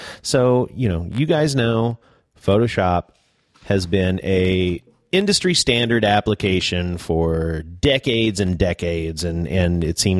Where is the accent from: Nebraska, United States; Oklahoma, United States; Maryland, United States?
Oklahoma, United States; moved away; I grew up in Oklahoma